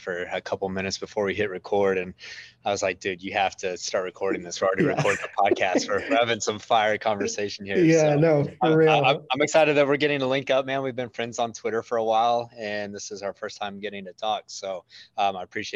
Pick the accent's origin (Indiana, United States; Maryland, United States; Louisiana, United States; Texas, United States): Texas, United States; Midland; I grew up in West Texas in the middle of the Permian Basin